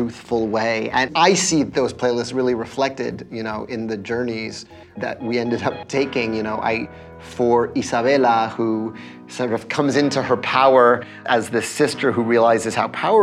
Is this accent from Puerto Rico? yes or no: yes; Puerto Rico; in Puerto Rico, the sort of specialized guitar we have is the cuatro